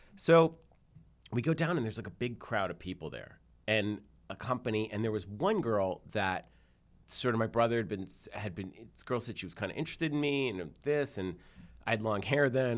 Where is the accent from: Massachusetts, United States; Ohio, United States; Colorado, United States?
Massachusetts, United States; Newton; I grew up in Newton in Jewish